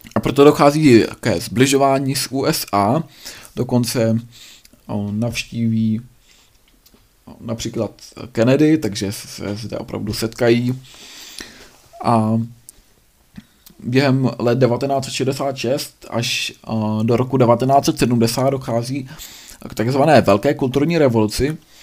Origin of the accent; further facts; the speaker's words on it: Bohemia, Czechia; tady u nás v Čechách